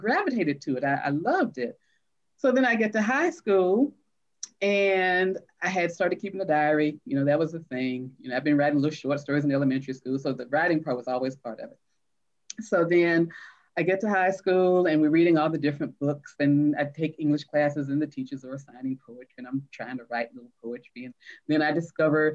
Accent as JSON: {"language": "English", "town": "Atlanta", "region": "Georgia", "country": "United States", "tie": "born or raised there", "said": "I grew up in Atlanta, you know, predominantly Black schools"}